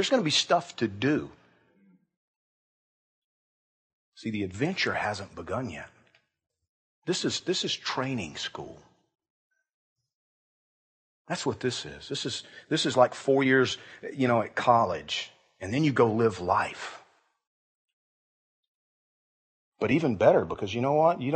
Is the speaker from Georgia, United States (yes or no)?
yes; Georgia, United States; I grew up in Georgia.